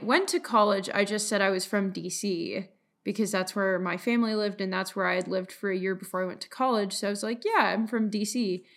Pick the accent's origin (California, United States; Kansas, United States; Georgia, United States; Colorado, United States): Colorado, United States; I'm from Colorado